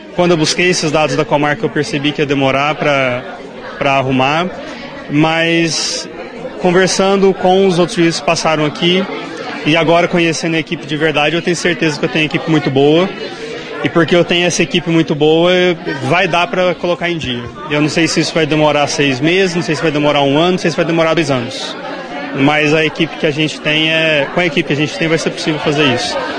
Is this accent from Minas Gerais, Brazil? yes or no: yes; Uberaba, Minas Gerais, Brazil; moved away as an adult; now in Rio Paranaíba, Brazil; eu sou de Uberaba